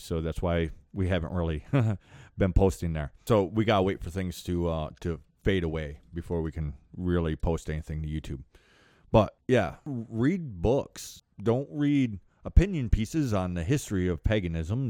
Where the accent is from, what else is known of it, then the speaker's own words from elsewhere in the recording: United States; first language English; I was raised here in America, but I was raised sideways of society.